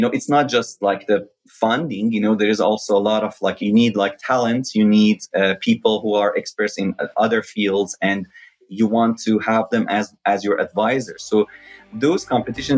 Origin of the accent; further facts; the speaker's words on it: Shiraz, Fars, Iran; moved away as an adult; now in United States; School of Dentistry in my hometown, Shiraz